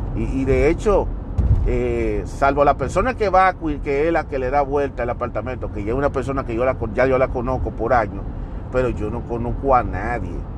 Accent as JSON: {"language": "Spanish", "town": "Santiago de los Caballeros", "region": "Santiago", "country": "Dominican Republic", "tie": "born or raised there", "moved": "as an adult", "lives_now": "United States", "said": "Y yo nací en Santiago y viví toda mi vida en Santiago. Yo no me mudé para otra ciudad"}